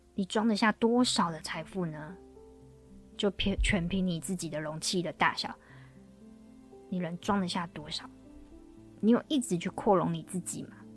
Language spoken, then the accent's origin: Chinese; Taiwan; 我们台湾这边